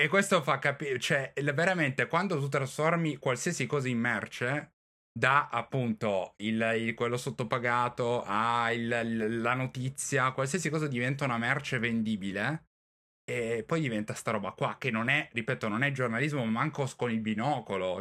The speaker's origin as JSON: {"language": "Italian", "town": "Turin", "region": "Piedmont", "country": "Italy", "said": "io sono di Torino"}